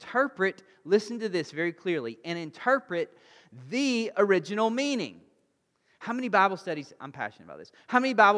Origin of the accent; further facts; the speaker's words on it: Alabama, United States; I'm a redneck from Alabama